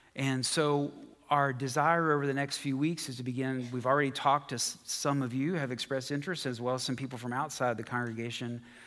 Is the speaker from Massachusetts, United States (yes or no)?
no; West Virginia, United States; moved away; I'm from West Virginia